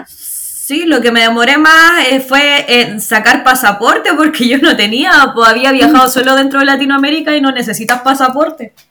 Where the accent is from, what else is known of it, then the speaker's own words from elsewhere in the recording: Chimbarongo, O'Higgins, Chile; moved away as an adult; also born or lived in Santiago / La Serena; now in Australia; Soy, bueno, oriunda de Chimbarongo, de ah. Chimbarongo, que es sexta región de Chile.